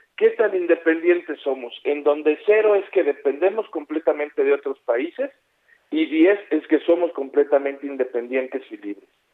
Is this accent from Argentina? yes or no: no; Mexico; como mexicano